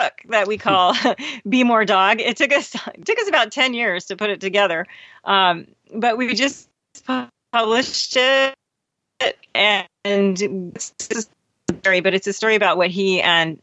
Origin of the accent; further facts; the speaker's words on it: California, United States; moved away; Jim and I grew up in California